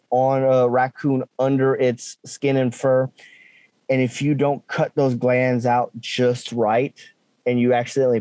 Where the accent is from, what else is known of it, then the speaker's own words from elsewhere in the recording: South Louisiana, United States; growing up in South Louisiana, we have some type of meat protein every, at least every night for supper